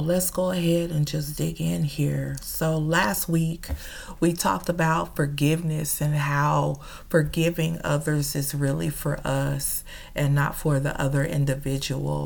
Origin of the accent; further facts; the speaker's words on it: Chicago, Illinois, United States; now in Dallas, United States; I'm originally from Chicago